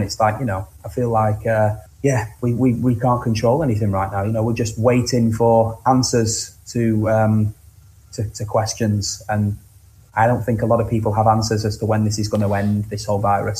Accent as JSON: {"language": "English", "town": "Cleveleys", "region": "North West England", "country": "United Kingdom", "tie": "born or raised there", "said": "I grew up on the outskirts of Blackpool in a, in a small town, uh, in a small like neighbouring village town place called Cleveleys"}